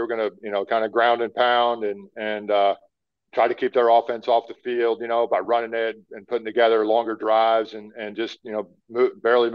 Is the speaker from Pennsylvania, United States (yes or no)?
yes; Pennsylvania, United States; I grew up in the Northeast playing in Pennsylvania